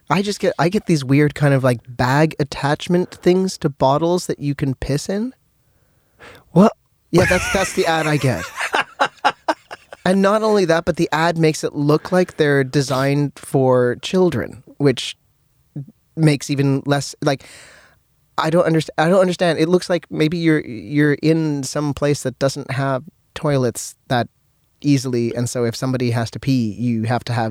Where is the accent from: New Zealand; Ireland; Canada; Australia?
Canada; because I'm Canadian